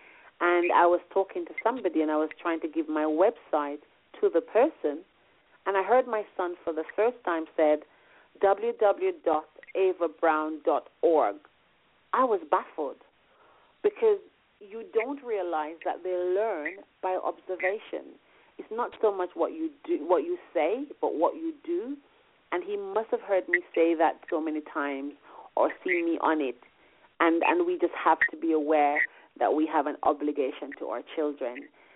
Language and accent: English; Jamaica; first language Jamaican Patois; English is a second language; moved away as an adult; now in London, United Kingdom; growing up in Jamaica